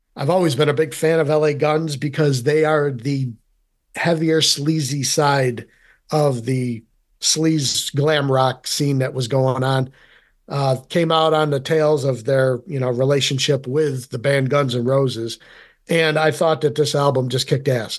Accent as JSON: {"language": "English", "town": "Rome", "region": "New York", "country": "United States", "said": "being from central New York, I am originally from Rome"}